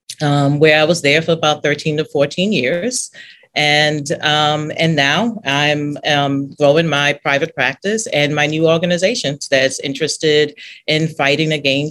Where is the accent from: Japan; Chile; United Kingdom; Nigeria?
Nigeria; And I was like, no, you know, I'm Nigerian.